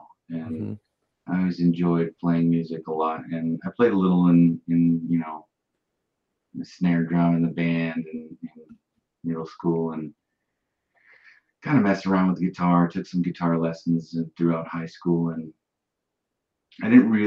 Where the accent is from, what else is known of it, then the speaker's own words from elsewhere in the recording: Bozeman, Montana, United States; also born or lived in Livingston, Montana; I was born around Livingston and grew up in Bozeman